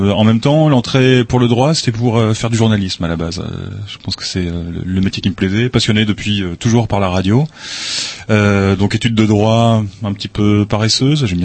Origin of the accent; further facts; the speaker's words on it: Lens, Hauts-de-France, France; moved away; moi, je suis originaire de du Nord-Pas-de-Calais, du de Lens exactement, enfin à côté de Lens.